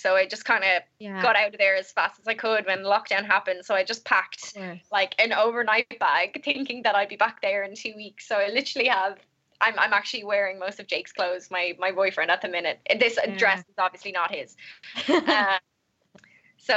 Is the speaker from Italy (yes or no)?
no; Ireland; moved away as an adult; also born or lived in London; It's something that I am just intrinsically proud of as an Irish person.